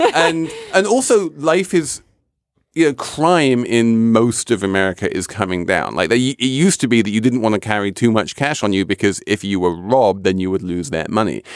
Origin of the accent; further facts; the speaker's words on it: England, United Kingdom; moved away as an adult; now in United States; I'm English. I know this system very well, and I was shocked when I moved to the U S